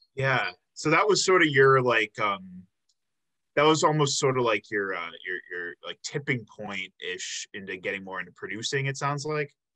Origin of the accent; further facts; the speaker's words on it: Chicago, Illinois, United States; moved away as an adult; also born or lived in Milwaukee; I'm actually originally from the Chicago area.